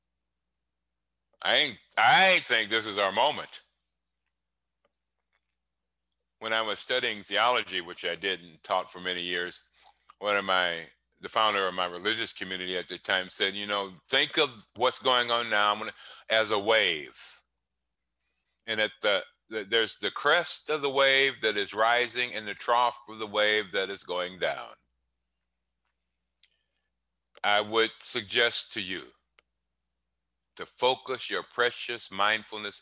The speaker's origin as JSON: {"language": "English", "town": "Cleveland", "region": "Ohio", "country": "United States", "tie": "born or raised there", "said": "When I grew up in Cleveland, smiling wasn't a practice"}